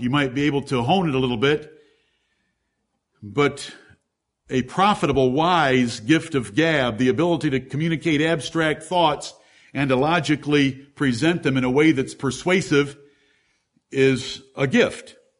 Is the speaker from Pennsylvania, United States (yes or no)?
no; Ann Arbor, Michigan, United States; I'm from Ann Arbor